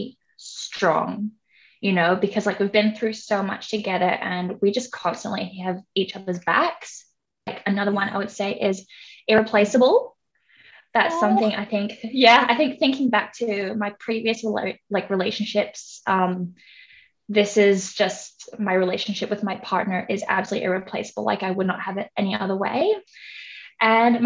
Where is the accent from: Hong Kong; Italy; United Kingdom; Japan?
Hong Kong; moved away as an adult; now in Australia; I was born and raised in Hong Kong, and then I came to Australia around mid-2012.